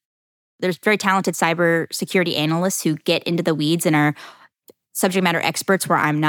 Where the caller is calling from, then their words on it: Jacksonville, Florida, United States; Jacksonville, Florida.